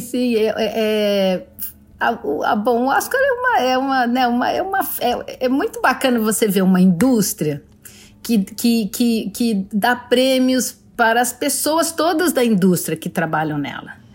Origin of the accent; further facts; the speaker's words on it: Brazil; eu sou brasileira